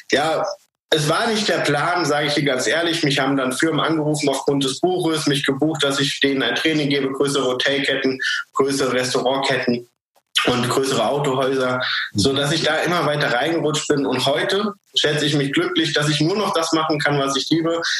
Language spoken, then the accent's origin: German; Frankfurt, Hesse, Germany; moved away as an adult; now in Tyrol, Austria; Ich komme ursprünglich aus Frankfurt. Das ist ähm, in Deutschland und lebe aber mittlerweile seit acht Jahren in, äh, in Österreich, in Tirol.